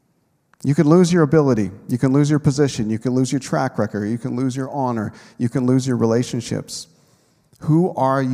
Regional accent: Canada; I've lived my whole life in Canada

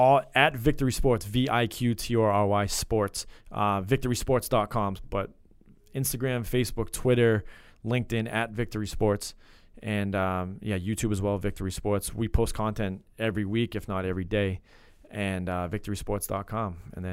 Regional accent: Bellingham, Washington, United States; So we're both from Bellingham. So we Bellingham Blackhawks.

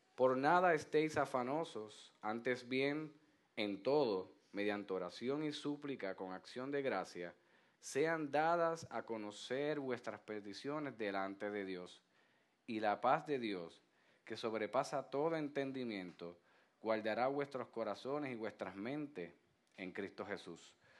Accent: Puerto Rico; como puertorriqueños que somos

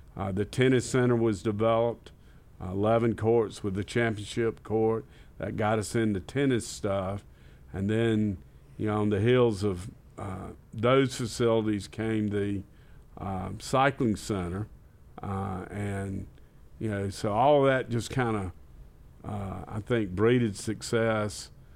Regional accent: Batesburg-Leesville, South Carolina, United States; moved away as an adult; also born or lived in Rock Hill, South Carolina; Grew up in Batesburg, Leesville, South Carolina

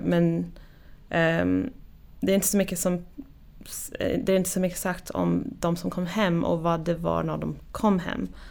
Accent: Oregon, United States; Swedish is a second language; moved away as an adult; also born or lived in Wisconsin / Sweden; jag kommer från Oregon i USA och uppväxt där och sen flyttade till Wisconsin

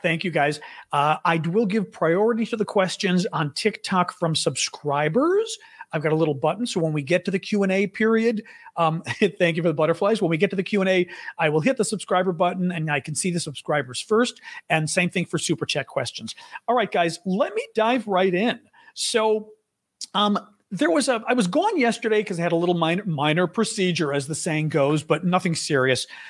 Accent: United States; I am one hundred percent Greek, but I'm American

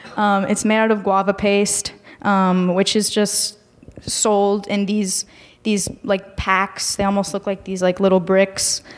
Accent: Miami, Florida, United States; moved away as an adult; now in Chicago, United States; I come from Miami, so there is a significant Mexican population there

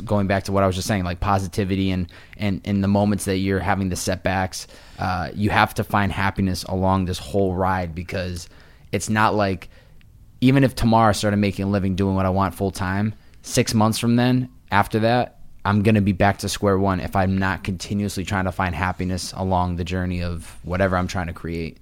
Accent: Chicopee, Massachusetts, United States; moved away as an adult; also born or lived in Boston; now in Los Angeles, United States; I grew up in Wa, Western Mass, and I went to college in Boston

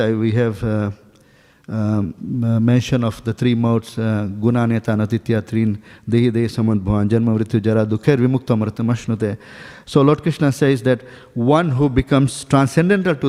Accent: Dunedin, Otago, New Zealand; I'm not from here actually. I'm from New Zealand. So in a place called Dunedin

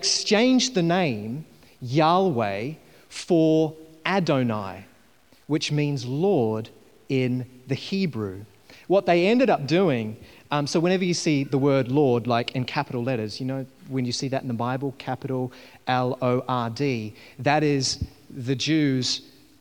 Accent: New Zealand; I was growing up in New Zealand, and I was about 17 years old

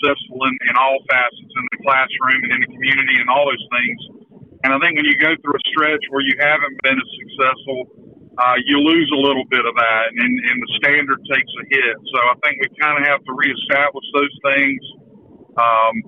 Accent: Ayden, North Carolina, United States; I'm from Ayden

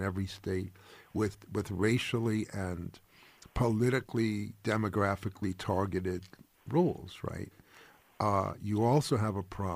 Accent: New York, United States; I'm a Jew from New York

